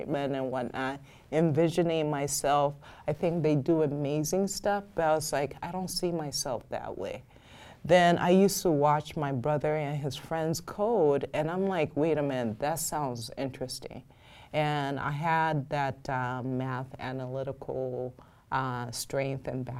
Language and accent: English; Nigeria; also born or lived in Minnesota; now in United States; I grew up in Nigeria, even though I was born in the U.S.